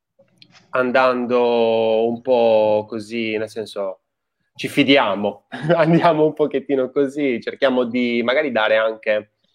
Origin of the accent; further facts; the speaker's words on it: Sardinia, Italy; now in Tuscany, Italy; io sono di origini, cioè origini, sono sardo